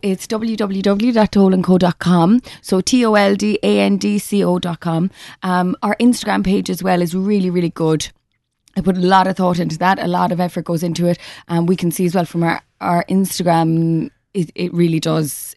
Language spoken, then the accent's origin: English; West Cork, Munster, Ireland; moved away as an adult; also born or lived in London; growing up in Cork